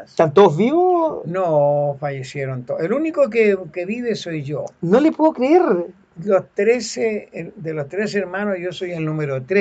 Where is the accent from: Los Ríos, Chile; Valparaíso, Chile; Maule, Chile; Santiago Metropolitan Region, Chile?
Maule, Chile; Linares; yo nací en Linares.